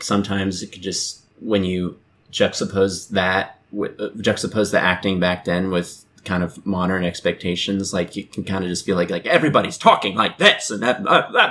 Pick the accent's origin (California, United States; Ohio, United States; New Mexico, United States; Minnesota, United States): California, United States; the Bay Area; I'm from the Bay